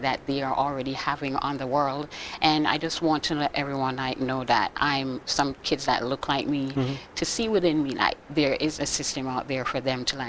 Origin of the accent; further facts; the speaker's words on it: Jamaica; moved away as an adult; now in Boston, United States; I've been in the U.S. for the past 10 years. I'm originally from Jamaica